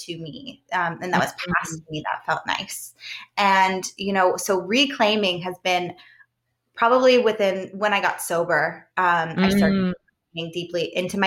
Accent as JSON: {"language": "English", "region": "Southern Ohio", "country": "United States", "tie": "born or raised there", "also_born_or_lived": "Arizona / Idaho / New Mexico / South Lake Tahoe, California", "moved": "yes", "lives_now": "Western Pennsylvania, United States", "said": "I grew up in Southern Ohio, but I actually just moved here 5 years ago from South Lake Tahoe, California"}